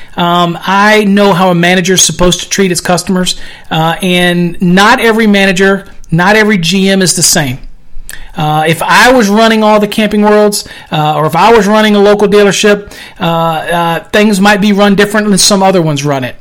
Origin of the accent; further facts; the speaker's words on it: United States; I'm American.